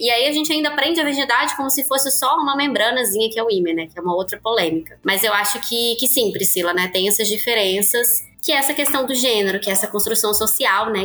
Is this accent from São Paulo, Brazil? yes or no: no; Belo Horizonte, Minas Gerais, Brazil; sou aqui de Belo Horizonte, Minas também, sou psicóloga